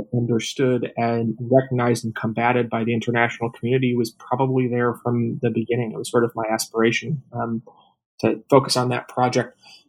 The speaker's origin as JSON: {"language": "English", "town": "Minneapolis", "region": "Minnesota", "country": "United States"}